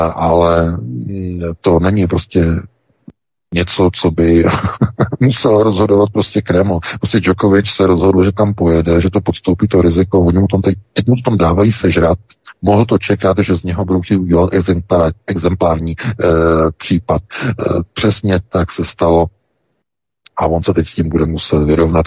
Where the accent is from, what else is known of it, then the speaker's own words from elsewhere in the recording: Czechia; my jsme přece hlavně Češi